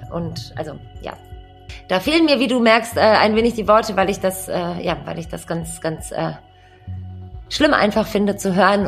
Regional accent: Düsseldorf, North Rhine-Westphalia, Germany; bin Düsseldorferin

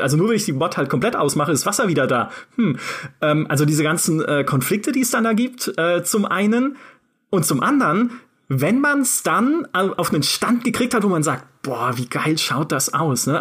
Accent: Karlsruhe, Baden-Württemberg, Germany; dem Karlsruher Schloss, ne, dem Schloss meiner Heimatstadt

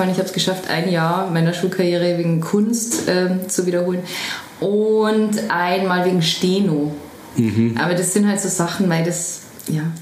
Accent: Traunstein, Bavaria, Germany; Direkt in Traunstein, ja. Traunstein Downtown.

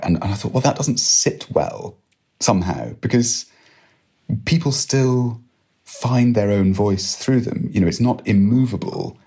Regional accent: Edinburgh, Scotland, United Kingdom; I grew up in Edinburgh

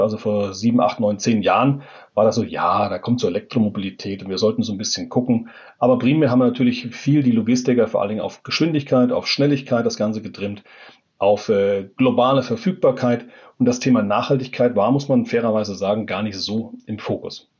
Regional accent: Germany; als Deutsche

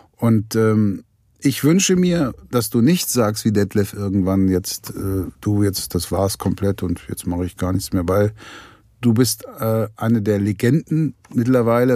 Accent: the West, West Germany, Germany; ich bin ja nun hier im Westen groß geworden

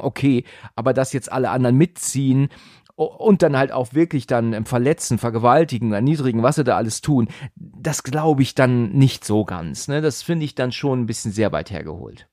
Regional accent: Northern Germany, Germany; Ich bin ja Norddeutscher eigentlich

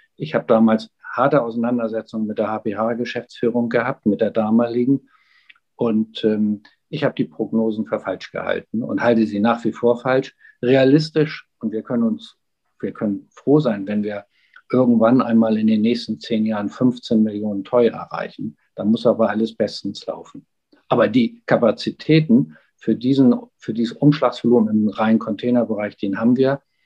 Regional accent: Hamburg, Germany; als Hamburger

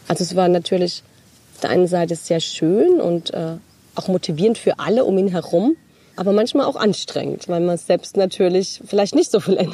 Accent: Großkarlbach, Rhineland-Palatinate, Germany; Also ich komme ja aus dem Nachbarort, aus Großkarlbach.

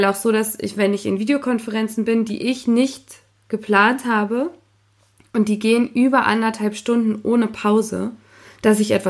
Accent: Potsdam, Brandenburg, Germany; ich komme ja aus Potsdam und mein Vater

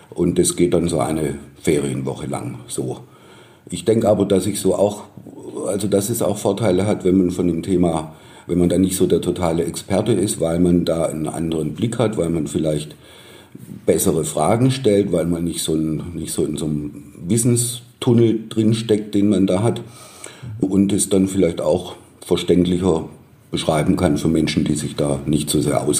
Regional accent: Baden-Württemberg, Germany; accent: Swabian/Baden-Württemberg accent; now in Munich, Germany; Ich bin kein gebürtiger Bayer, sondern Baden-Württemberger, stamme aus der Nähe von Stuttgart. Deshalb auch mein Akzent, den man wahrscheinlich immer, immer raushören wird.

